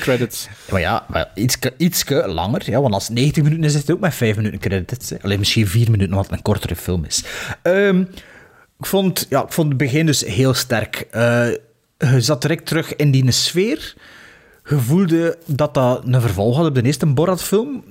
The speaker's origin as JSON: {"language": "Dutch", "country": "Belgium", "said": "als Belg"}